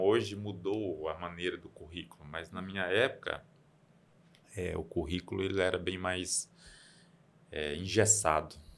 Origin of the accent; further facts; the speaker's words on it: Campina Verde, Minas Gerais, Brazil; now in Unaí, Brazil; eu sou de Campina Verde, é Pontal do Triângulo, mas um pouquinho mais que é um distrito, Honorópolis